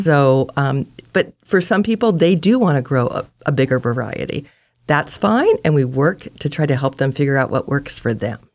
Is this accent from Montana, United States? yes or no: no; Santa Monica, California, United States; moved away as an adult; also born or lived in San Francisco, California / Sonoma, California / Point Arena, California; now in Brookings, United States; I was raised in Santa Monica on the beach